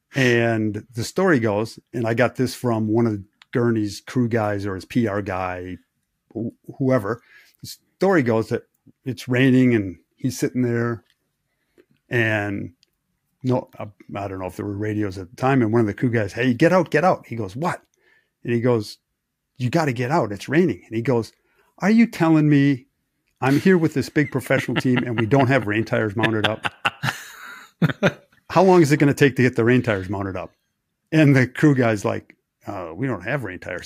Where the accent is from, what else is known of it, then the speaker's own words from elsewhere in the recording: Wisconsin, United States; I grew up in Wisconsin.